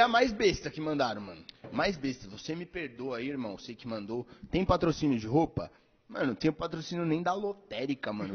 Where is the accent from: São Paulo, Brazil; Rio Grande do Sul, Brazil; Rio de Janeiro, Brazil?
São Paulo, Brazil; lá na minha quebrada, lá onde eu venho, que eu cresci, boa parte da minha infância e adolescência, bagulho tem a curva da morte, tá ligado? Que era, é na zona leste ali de São Paulo.